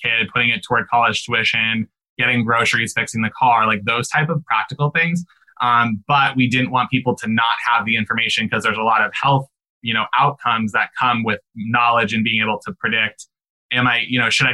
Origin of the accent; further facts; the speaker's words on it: Omaha, Nebraska, United States; we grew up in Omaha, Nebraska